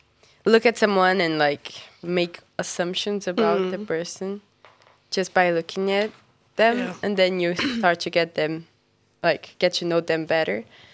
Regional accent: Brazil; I'm from Brazil

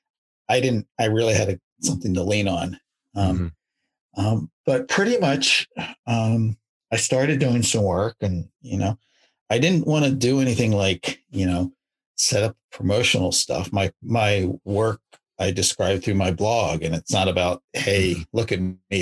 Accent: Maryland, United States; moved away; also born or lived in Arizona / Virginia; I grew up on the East Coast in Maryland

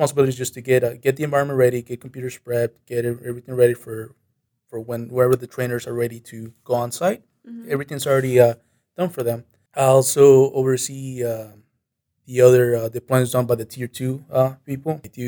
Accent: Monterrey, Nuevo León, Mexico; now in United States; I came to the U.S. back in 2001, and I've been living here since then. My hometown is Monterrey. That's located in the northern part of Mexico.

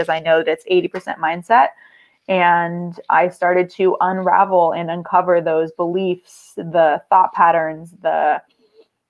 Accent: San Diego, California, United States; I am from San Diego, born and raised from sunny San Diego, California

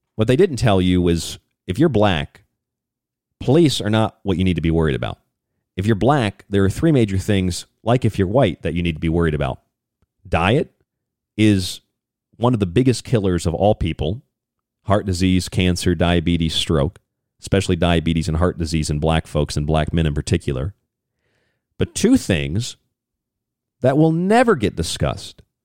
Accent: St. Petersburg, Florida, United States; I'm from St. Petersburg, Tampa Bay, Florida

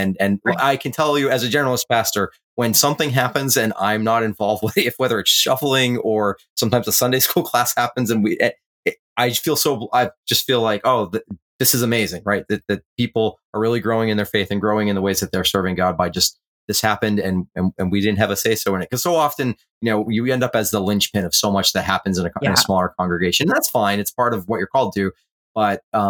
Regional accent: Northern New England, United States; We grew up in Northern New England

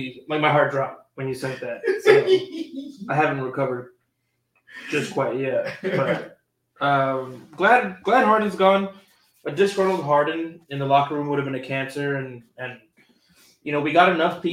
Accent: Texas, United States; No, I'm from Texas, dog.

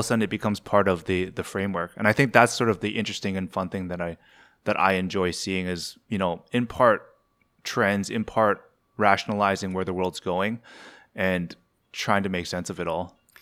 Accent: Canada; I was, I was born and raised in Ca-, Canada.

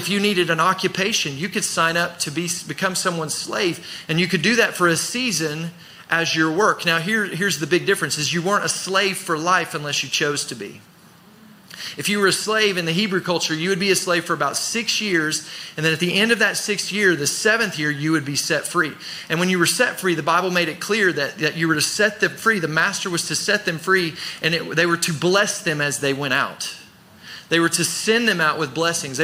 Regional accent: United States; growing up in America, living in America

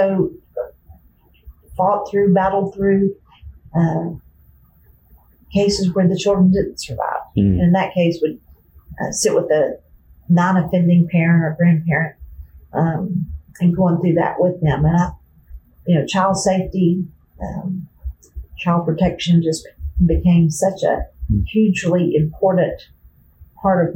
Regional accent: Birmingham, Alabama, United States; moved away as an adult; also born or lived in Tuscaloosa; now in Tennessee, United States; I grew up in Birmingham in Bluff Park, now known as Hoover, right on top of Chase Mountain

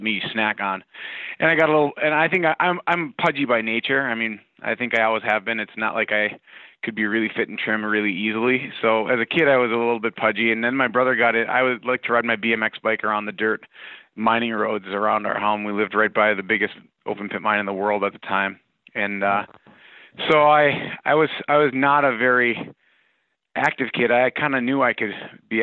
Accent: Iron Range of Minnesota, United States; I grew up on the Iron Range of Minnesota

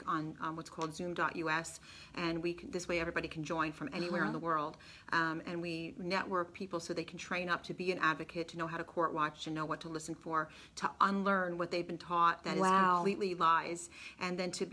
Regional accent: New York, United States; I'm from New York

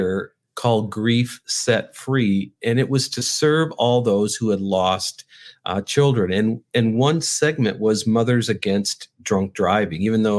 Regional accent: North Dakota, United States; now in Chicago, United States; When I moved from North Dakota to Chicago, I grew up in North Dakota. You probably don't even know anybody that grew up in North Dakota.

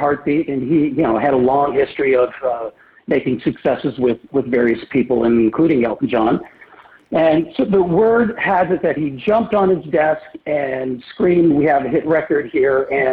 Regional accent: Port Colborne, Ontario, Canada; also born or lived in Welland, Ontario / Niagara Peninsula; growing up in Port Colborne and Welland, Ontario

